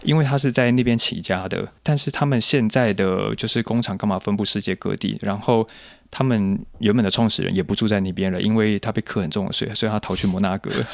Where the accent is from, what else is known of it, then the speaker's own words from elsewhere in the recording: Taiwan; 我是一个来自台湾的甜点师